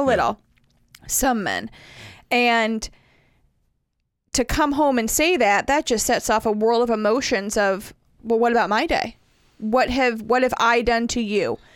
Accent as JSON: {"language": "English", "region": "the North", "country": "United States", "moved": "yes", "said": "I'm from the North"}